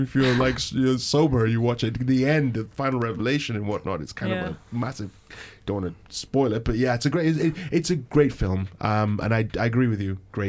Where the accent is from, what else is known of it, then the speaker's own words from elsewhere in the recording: Nigeria; moved away; growing up back in Nigeria